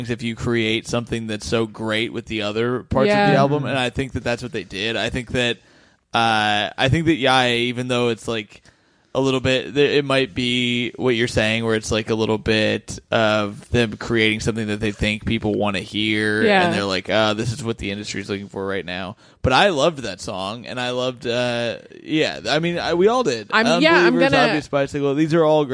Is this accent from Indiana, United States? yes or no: yes; Indiana, United States; moved away; out in Indiana